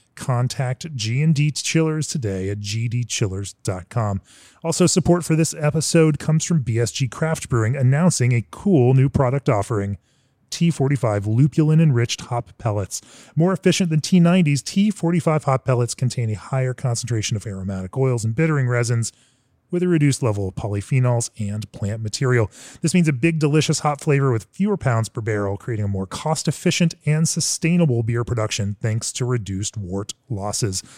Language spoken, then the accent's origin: English; Orlando, Florida, United States; moved away; I am in my hometown, the town of my birth, Orlando, Florida.